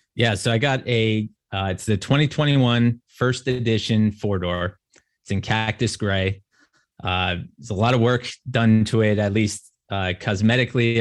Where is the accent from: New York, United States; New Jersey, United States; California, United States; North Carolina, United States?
New Jersey, United States; moved away as an adult; I grew up in New Jersey